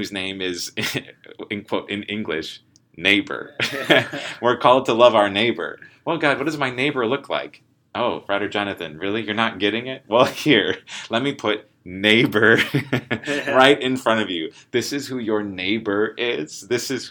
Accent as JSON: {"language": "English", "country": "United States", "said": "I'm from the United States."}